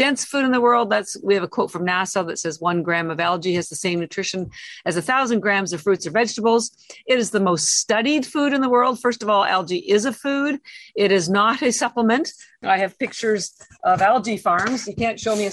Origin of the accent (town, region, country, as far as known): Canada; moved away as an adult; now in Boston, United States